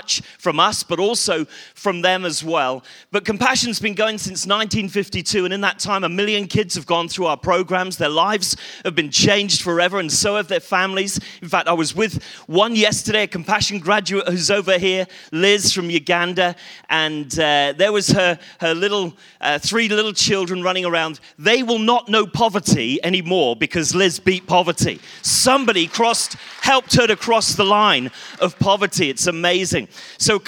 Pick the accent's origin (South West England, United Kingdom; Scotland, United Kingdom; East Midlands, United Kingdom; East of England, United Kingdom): South West England, United Kingdom; Bristol; I come from Bristol